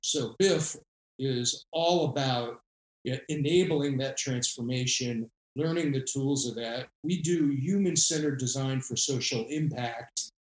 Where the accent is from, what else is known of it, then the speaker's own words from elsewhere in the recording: Rhode Island, United States; I went into government here in my home state of Rhode Island